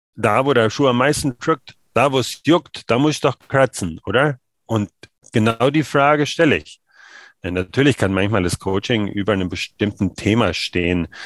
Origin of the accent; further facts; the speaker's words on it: Germany; Ich als Deutscher